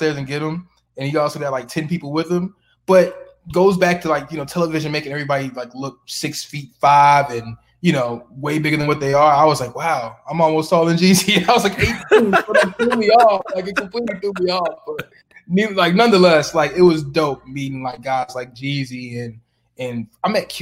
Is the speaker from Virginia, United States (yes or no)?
yes; Richmond, Virginia, United States; moved away; I'm still at home in my hometown, Richmond, Virginia at the time.